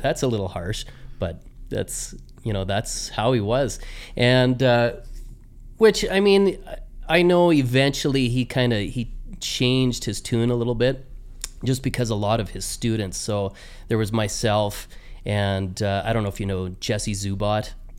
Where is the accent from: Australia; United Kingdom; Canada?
Canada; Medicine Hat, Alberta; also born or lived in Saskatchewan; my my upbringing was in Medicine Hat, and uh, went through conservatory training there